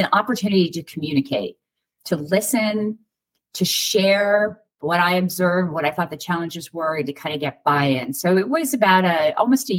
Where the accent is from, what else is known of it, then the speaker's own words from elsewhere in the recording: Rhode Island, United States; now in Pittsburgh, United States; I'm from Rhode Island